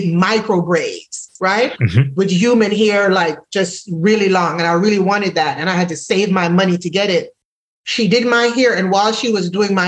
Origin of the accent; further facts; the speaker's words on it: Jamaica; moved away; if no one recognizes from my accent, I'm originally from Jamaica